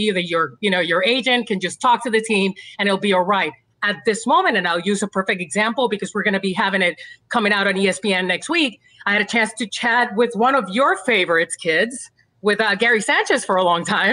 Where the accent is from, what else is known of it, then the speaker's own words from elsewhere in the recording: Puerto Rico; I grew up in Puerto Rico. So I grew up with baseball that was fun and that was passionate